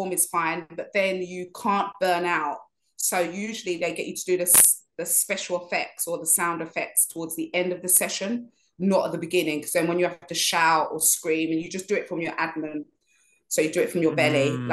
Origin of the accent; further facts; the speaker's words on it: London, United Kingdom; accent: inner city London; I kept on mixing up my THs with my Vs and things like that, like you do in London, like inner city London.